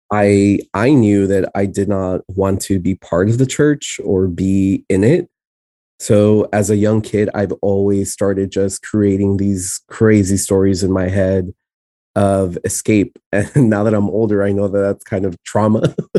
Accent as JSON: {"language": "English", "town": "San Antonio", "region": "Texas", "country": "United States", "tie": "born or raised there", "also_born_or_lived": "El Paso, Texas", "first_language": "Spanish", "second_language": "English", "said": "the place where I specifically was raised in, in Texas is San Antonio, and I'm from the South Side"}